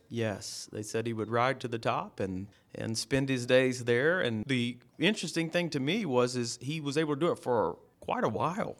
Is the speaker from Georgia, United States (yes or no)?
yes; Lawrenceville, Georgia, United States; I'm from Lawrenceville